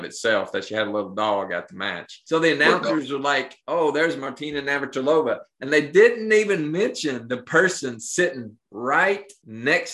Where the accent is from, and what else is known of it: Appalachia, United States; born or raised there